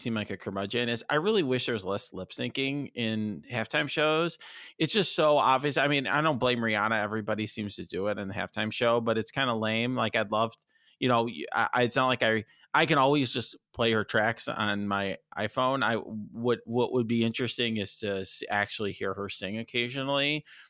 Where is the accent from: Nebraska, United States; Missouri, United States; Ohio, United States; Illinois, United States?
Illinois, United States; Chicago; Obviously I grew up in Chicago.